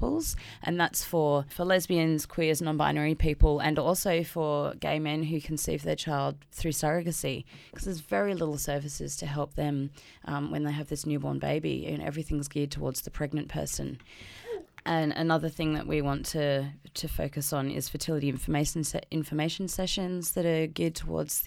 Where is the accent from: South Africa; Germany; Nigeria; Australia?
Australia; Queensland; moved away as an adult; also born or lived in Sydney, New South Wales; I'm originally from Queensland, so I've recently moved back to Queensland